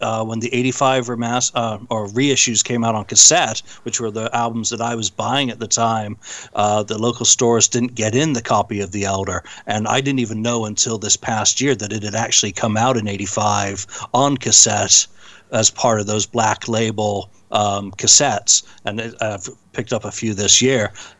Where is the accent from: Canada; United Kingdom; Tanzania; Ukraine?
United Kingdom; Bradford, Yorkshire and the Humber; accent: English; now in United States; I moved here from Bradford in, December 78, so I didn't get into American